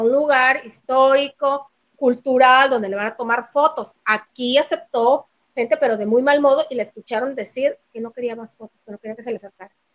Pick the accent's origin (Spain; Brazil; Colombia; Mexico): Mexico; Andaba en mi tierra hace unos días